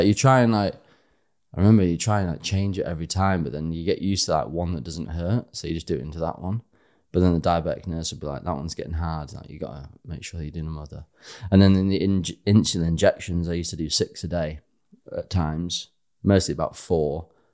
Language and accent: English; Harrogate, Yorkshire and the Humber, United Kingdom; moved away as an adult; I am from Yorkshire. Mm-hmm. Yeah, born and bred. I was there till eleven, and we left for a year, and then came back